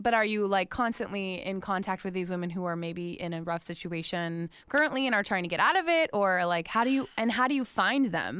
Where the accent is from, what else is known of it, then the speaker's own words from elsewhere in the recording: West Palm Beach, Florida, United States; West Palm Beach